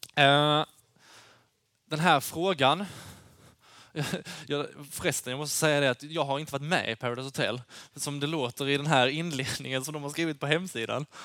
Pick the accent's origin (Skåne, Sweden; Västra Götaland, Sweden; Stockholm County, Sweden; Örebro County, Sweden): Skåne, Sweden; Lund; Jag kommer från, eh, Lund